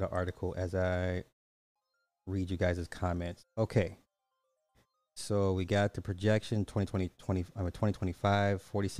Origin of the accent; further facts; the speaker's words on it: Alabama, United States; Growing up in Alabama and all my life, I've always had black doctors.